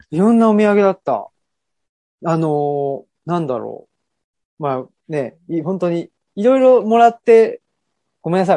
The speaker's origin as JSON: {"language": "Japanese", "town": "Urawa", "region": "Saitama", "country": "Japan", "tie": "born or raised there", "said": "僕は出身が浦和なので"}